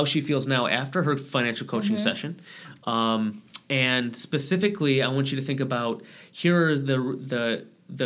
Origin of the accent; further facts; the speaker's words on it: Michigan, United States; I'm from Michigan, so it's all like Detroit Lions